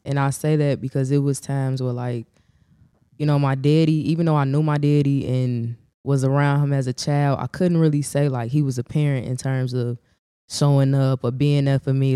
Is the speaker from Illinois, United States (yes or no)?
yes; Chicago, Illinois, United States; also born or lived in Gary, Indiana; I was raised on the South Side